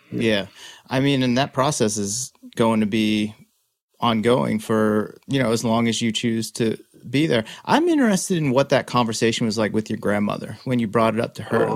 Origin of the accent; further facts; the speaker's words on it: central Massachusetts, United States; moved away as an adult; I'm born and raised in Massachusetts.